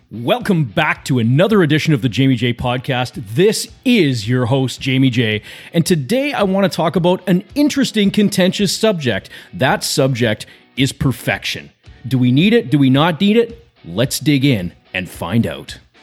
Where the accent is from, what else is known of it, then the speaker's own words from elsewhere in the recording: British Columbia, Canada; I grew up in British Columbia, Canada, and in the school system in B C